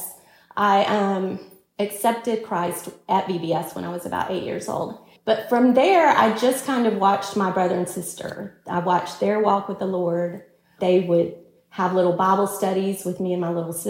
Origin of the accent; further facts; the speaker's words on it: Alabama, United States; now in Texas, United States; we're originally from Alabama